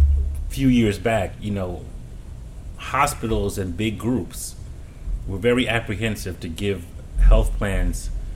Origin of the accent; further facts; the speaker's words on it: New York City, New York, United States; As a New Yorker